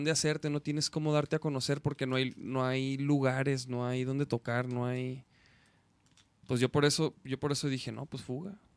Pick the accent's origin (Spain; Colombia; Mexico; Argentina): Mexico; Chihuahua; Soy de Chihuahua, Chihuahua.